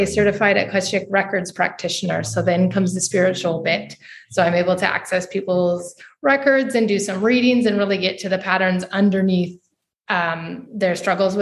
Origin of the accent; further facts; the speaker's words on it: United States; moved away as an adult; now in Portugal; I'm from the States. I'm living currently in Europe